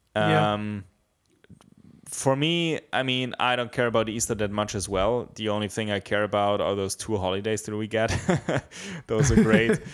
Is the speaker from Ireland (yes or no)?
no; Bavaria, Germany; I grew up in Bavaria, there's a very big Christian emphasis.